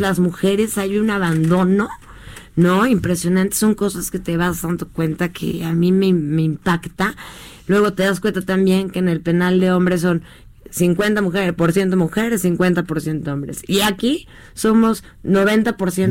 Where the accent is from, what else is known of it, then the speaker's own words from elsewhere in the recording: Mexico; como ciudadana mexicana que soy